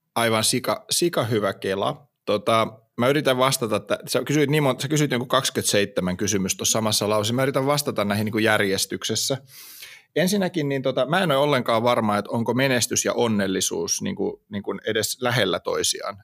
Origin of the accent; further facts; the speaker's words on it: Hamina, Kymenlaakso, Finland; mä oon kuitenkin Haminasta kotoisin